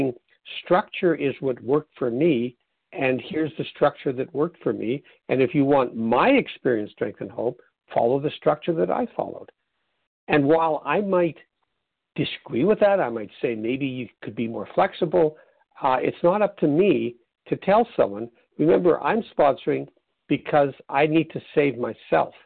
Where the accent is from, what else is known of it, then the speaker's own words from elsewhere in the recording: Canada; being Canadian